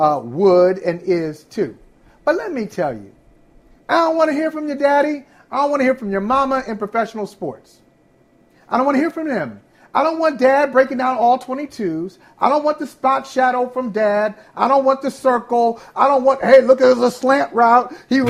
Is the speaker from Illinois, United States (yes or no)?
no; Northeast Ohio, United States; Growing up in Northeast Ohio